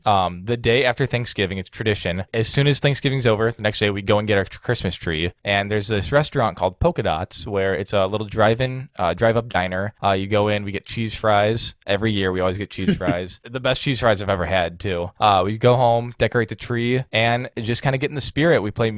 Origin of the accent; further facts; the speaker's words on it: Illinois, United States; we're both from Illinois.